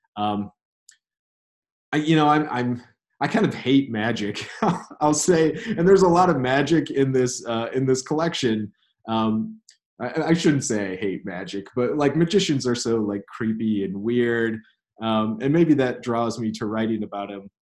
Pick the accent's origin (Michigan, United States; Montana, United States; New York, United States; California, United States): Michigan, United States; Elma; moved away as an adult; now in South Carolina, United States; my hometown in Elma, Michigan